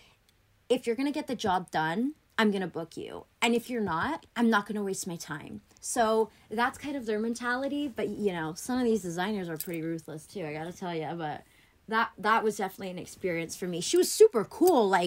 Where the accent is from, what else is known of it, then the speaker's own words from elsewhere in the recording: Annapolis, Maryland, United States; first language Greek; English is a second language; I grew up in Annapolis, Maryland, which is like a small town